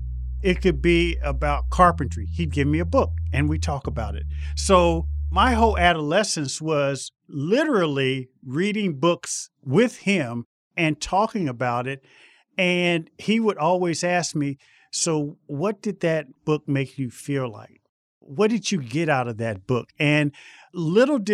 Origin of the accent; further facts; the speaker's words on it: Indianapolis, Indiana, United States; I was born and raised in Indianapolis.